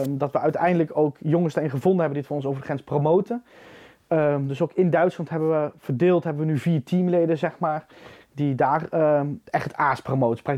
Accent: Arnhem, Gelderland, Netherlands; now in Drenthe, Netherlands; Ik, ik, ik kom uit Arnhem

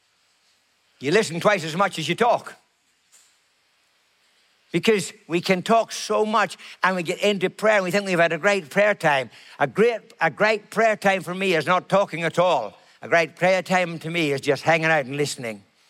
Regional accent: Ireland; I'm Irish

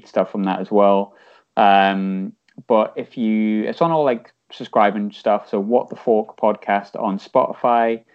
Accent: North East, North East England, United Kingdom; I am from the North East

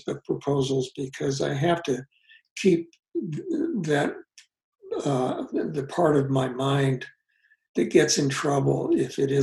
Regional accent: United States; I grew up in Kansas, Missouri

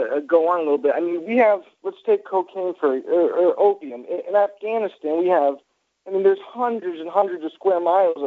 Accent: Cape Cod, Massachusetts, United States; now in Florida, United States; I'm from Cape Cod, Massachusetts

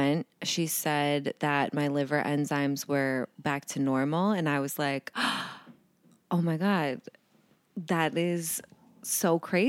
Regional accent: New England, United States; I'm from New England, so that says a lot.

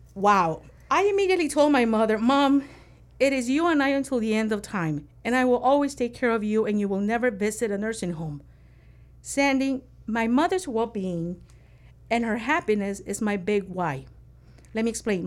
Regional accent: Nicaragua; growing up in Nicaragua

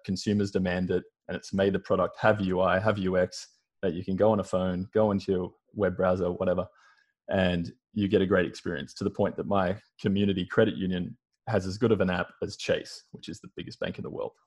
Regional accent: Australia; moved away as an adult; now in United States; you can blatantly hear by my accent, but I'm Australian. So I've lived in America for about the past four years.

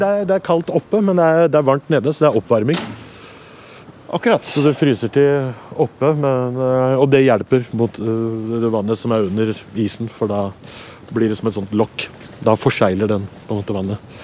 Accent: Oslo, Norway; Jeg er fra Oslo. Jeg bor, jeg bor i Oslo hele livet. Jeg bodde på Torshov først. Vokste opp på Torshov.

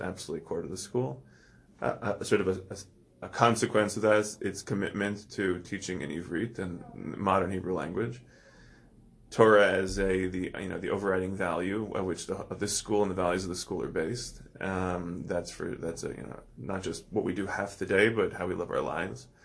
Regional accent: Toronto, Ontario, Canada; also born or lived in Israel; I grew up in Toronto, born and bred.

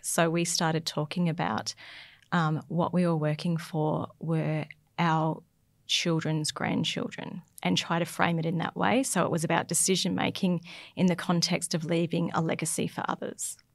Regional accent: Logan City, Queensland, Australia; now in North Burnett, Australia; growing up in Logan City

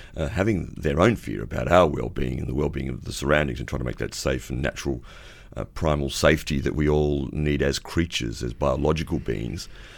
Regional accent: Adelaide, South Australia, Australia; now in Byron Bay, Australia; You've been down in Adelaide, my hometown, over the weekend.

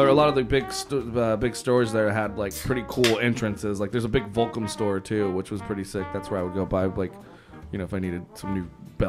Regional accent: El Monte, California, United States; Like, I grew up in El Monte, but the mall was just, like, you know, 5 miles away from me.

